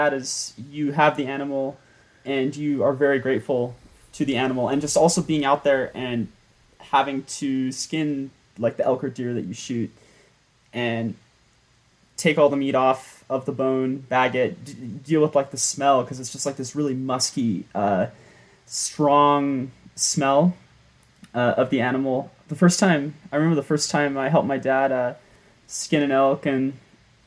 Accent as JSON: {"language": "English", "town": "Montrose", "region": "Colorado", "country": "United States", "tie": "born or raised there", "said": "I grew up in Colorado, Montrose, Colorado. Pretty small town, 20,000, 25,000."}